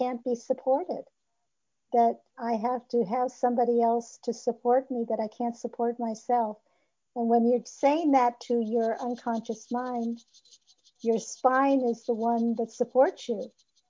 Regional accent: Los Angeles, California, United States; I was born in Hollywood

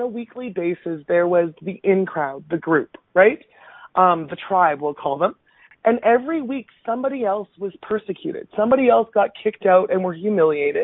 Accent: Minburn, Alberta, Canada; I was actually born and raised in Alberta. My first 8 years of life was spent in a very tiny little rural town by the name of Mimburn.

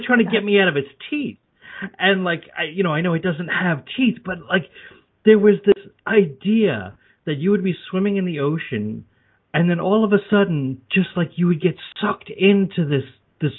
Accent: Long Island, New York, United States; also born or lived in Brooklyn, New York; I was born in Brooklyn, raised on Long Island.

